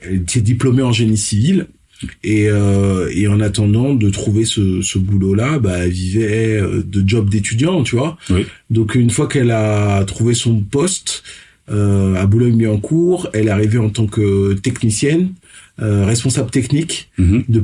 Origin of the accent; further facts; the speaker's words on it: Benin; also born or lived in Saint-Cloud, France; je suis né à Saint-Cloud et, euh, et j'ai été élevé par mes grands-parents au Bénin, parce que je suis, je suis allé au Bénin à l'âge de 6 mois